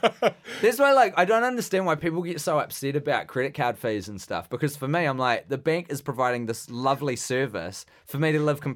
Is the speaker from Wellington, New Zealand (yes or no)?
yes; Wellington, New Zealand; Oh, originally because I grew up in Wellington. Mm-hmm. I did all my high schooling there. My brother lived in Wellington.